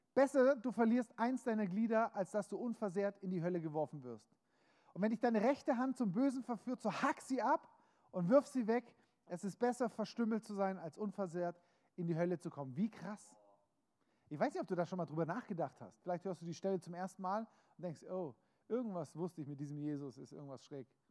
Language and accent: German; Germany; bin Deutscher, habe einen deutschen Pass, das heißt, egal ob ich mich als Deutscher fühle oder nicht, ich bin Deutscher.